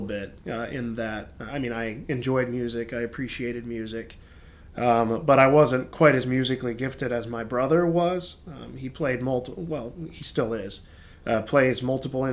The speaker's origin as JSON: {"language": "English", "town": "Brevard", "region": "North Carolina", "country": "United States", "tie": "born or raised there", "said": "I was born up there in Brevard, North Carolina, and grew up there at camp"}